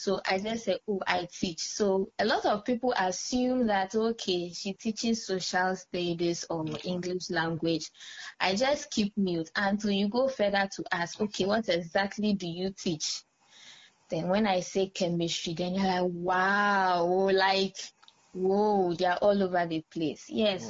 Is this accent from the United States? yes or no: no; Nigeria; also born or lived in Nandom, Ghana; I come from the Upper West region of Ghana, Nandom to be precise. However, I was born and raised in Nigeria.